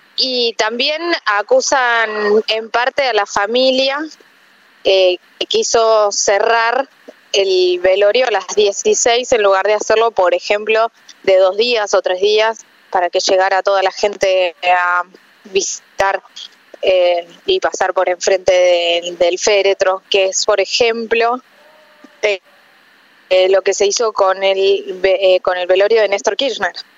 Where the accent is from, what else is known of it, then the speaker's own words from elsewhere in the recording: Argentina; haber crecido aquí en Argentina